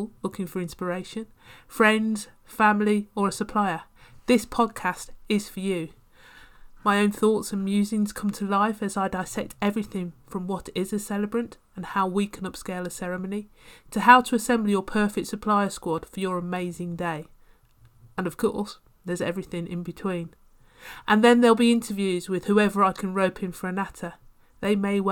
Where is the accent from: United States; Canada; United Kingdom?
United Kingdom; Birmingham, West Midlands; accent: slight twang; moved away; Growing up in Birmingham, hence the slight twang